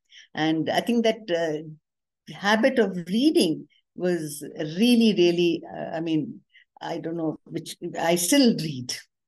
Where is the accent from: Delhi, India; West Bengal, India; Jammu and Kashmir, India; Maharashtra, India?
Delhi, India; I grew up in Delhi mainly because my father had a very prolonged posting in Delhi.